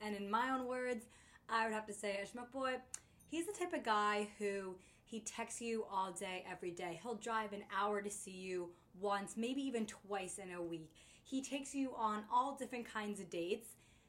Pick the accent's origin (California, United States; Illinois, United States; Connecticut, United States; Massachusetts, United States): Connecticut, United States; moved away as an adult; now in New York City, United States; I'm originally from Connecticut, been living in the city for a few years now